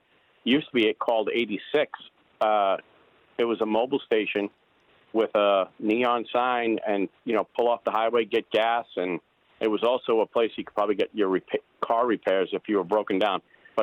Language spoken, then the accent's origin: English; Bronx, New York, United States; I am a transplant from the New York area, North Bronx, Yonkers line, and have been traveling to and from since 1980.